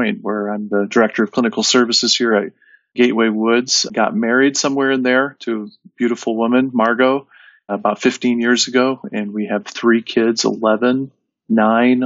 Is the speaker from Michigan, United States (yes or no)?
yes; northern Michigan, United States; moved away as an adult; now in northern Indiana, United States; I grew up in Michigan, northern Michigan.